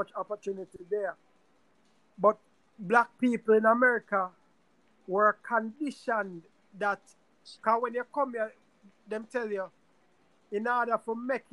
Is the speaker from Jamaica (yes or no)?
yes; Jamaica; now in United States